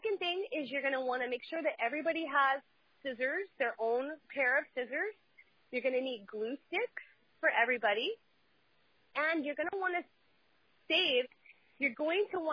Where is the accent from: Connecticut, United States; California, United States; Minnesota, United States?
California, United States; Huntington Beach; I grew up in Huntington Beach, and everybody around here has beach cruisers